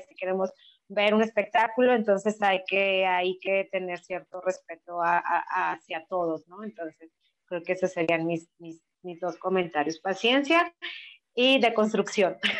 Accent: Mexico; como cultura mexicana

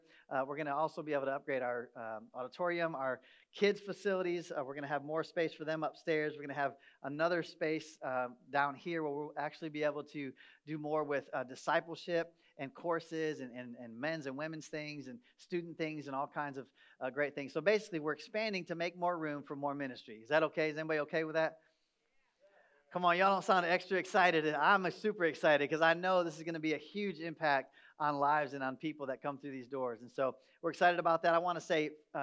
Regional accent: Michigan, United States; moved away as an adult; also born or lived in upstate New York; now in Texas, United States; I grew up in Michigan. I spent the first 33 years of my life between Michigan and upstate New York.

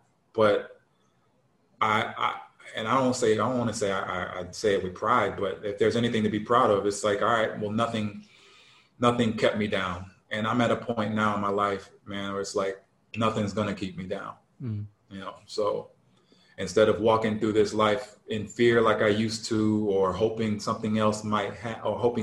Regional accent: Detroit, Michigan, United States; growing up in Detroit

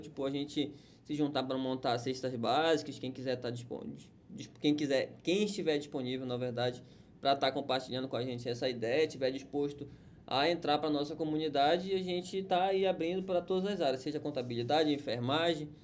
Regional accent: Pará, Brazil; now in Amazonas, Brazil; Do Pará, que nós somos paraenses, mas nós estamos no Amazonas.

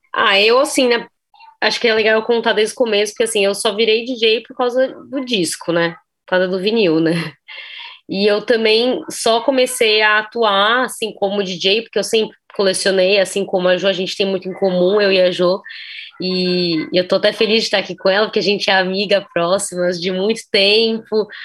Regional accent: São Paulo, Brazil; a gente é de São Paulo

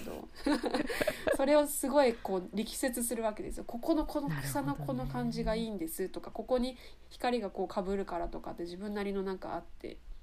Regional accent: Miyazaki, Japan; 私も宮崎出身

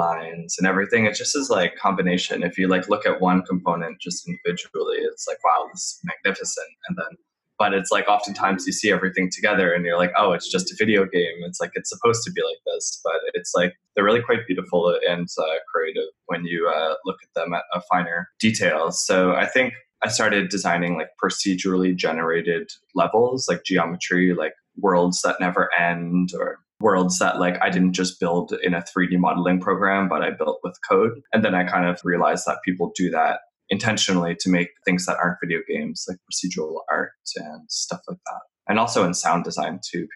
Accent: Nova Scotia, Canada; I'm from Nova Scotia, and growing up, it was kind of boring.

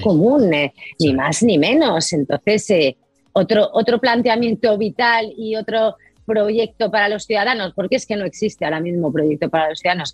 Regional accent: Spain; Yo, yo como española

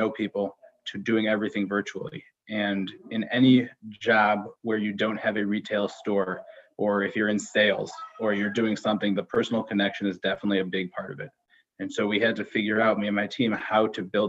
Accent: Skokie, Illinois, United States; also born or lived in Israel / Northbrook, Illinois; I grew up born and raised in Skokie, Illinois.

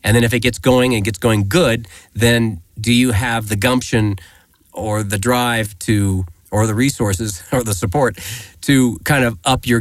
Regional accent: Greeley, Colorado, United States; I grew up in Greeley, Colorado

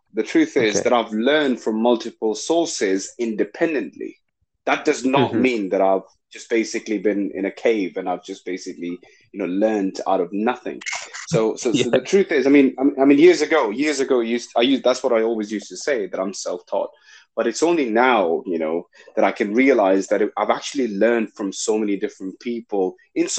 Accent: Lahore, Punjab, Pakistan; moved away; also born or lived in London / Greater Manchester; No. I was originally from Lahore.

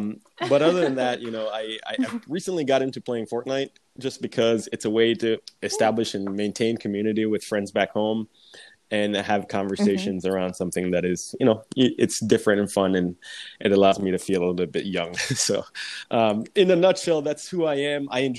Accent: Florida, United States; also born or lived in Clarendon, Jamaica; now in Wisconsin, United States; I grew up in South Florida for the most part. I immigrated to South Florida when I was 11 years old. I am originally from a place called Clarendon, Jamaica, and that's where I sort of originate from.

